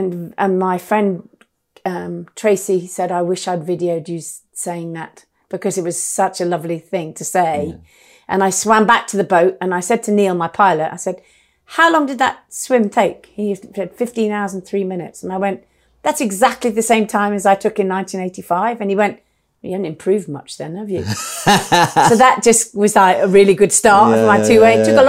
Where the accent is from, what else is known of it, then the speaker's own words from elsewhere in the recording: DR Congo; born there; So, I was born in the Belgian Congo.